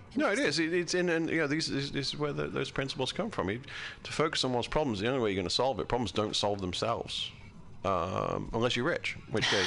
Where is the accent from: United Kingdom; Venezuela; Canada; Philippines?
United Kingdom; now in United States; I'm from a British country. I'm from Great Britain